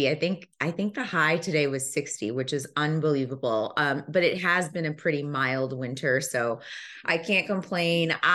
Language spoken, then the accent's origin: English; Zambia; born there; They relocated to Zambia before I was born. I was born in Zambia.